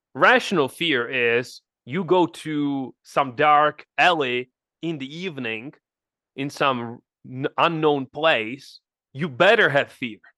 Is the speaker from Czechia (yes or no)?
yes; Czechia; moved away; I'm from the Czech Republic, nobody's in, in my family entrepreneur